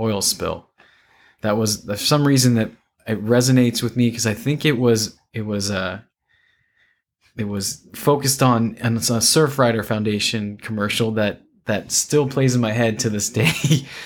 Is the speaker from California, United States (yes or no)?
yes; Santa Cruz, California, United States; moved away as an adult; also born or lived in San Luis Obispo, California; now in Houston, United States; I'm an environmental engineer from Northern California, a beach town called Santa Cruz